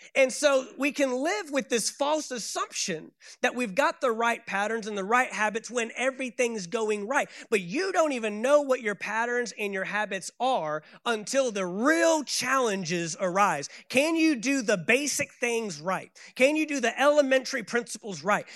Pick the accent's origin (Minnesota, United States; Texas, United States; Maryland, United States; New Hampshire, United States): Texas, United States; Dallas; I am from Dallas, Texas